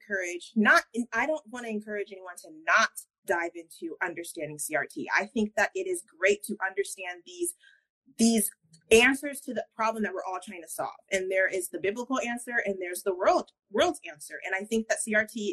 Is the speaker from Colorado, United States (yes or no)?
yes; Colorado, United States; now in Georgia, United States; I'm originally from Colorado.